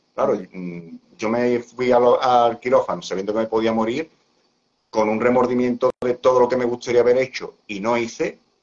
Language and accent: Spanish; Seville, Andalusia, Spain; yo soy de España, de, concretamente de, Sevilla